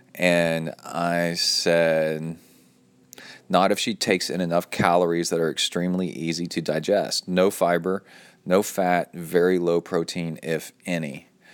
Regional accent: Cincinnati, Ohio, United States; I was born in Ohio in Cincinnati

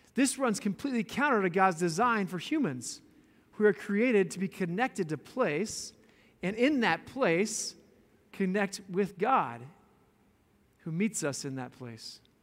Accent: Boulder, Colorado, United States; moved away; I'm from Boulder, Colorado. Born and raised in that quirky, beautiful little town

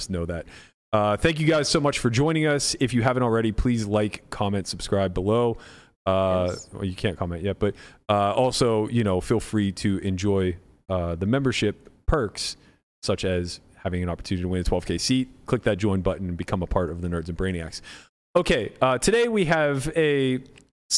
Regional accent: United States; I'm American

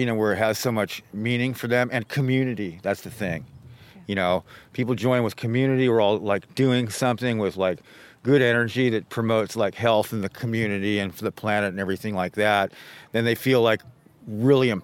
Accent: Santa Cruz, California, United States; I was born here in Santa Cruz, California on December 29th of 1965

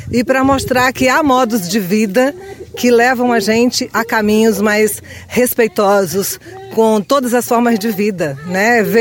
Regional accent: Xapuri, Acre, Brazil; Então, eu sou … sou de Chapuri, Acre, estou na comitiva da Aliança das Amazônias pelo Comitê Chico Mendes.

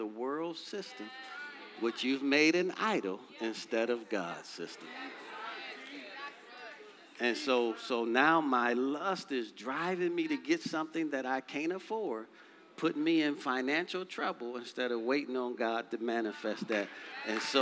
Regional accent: Detroit, Michigan, United States; growing up in Detroit, Michigan

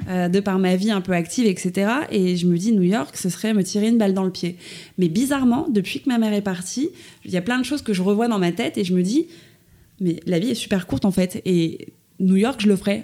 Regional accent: Suresnes, Île-de-France, France; je suis née à Paris, enfin plus précisément à Suresnes, dans le 92, à l'hôpital Foch

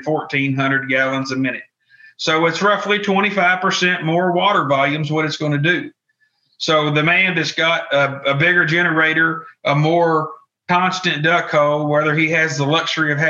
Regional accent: Kentucky, United States; I'm from Kentucky

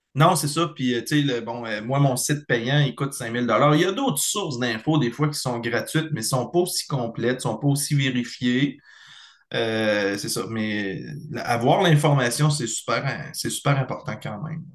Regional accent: Beauce, Chaudière-Appalaches, Quebec, Canada; also born or lived in Bellechasse, Quebec; je suis originaire de la Beauce, dans la région de Chaudière-Appalaches, mais j'habite dans la région de Bellechasse depuis 16-17 euh, ans

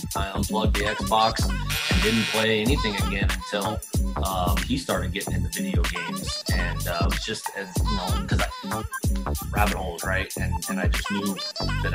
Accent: United States; I'm American

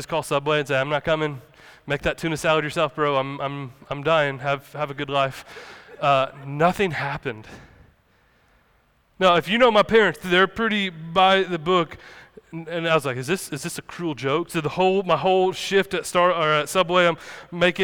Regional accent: the South, United States; Us growing up in the South, growing up in the Bible Belt

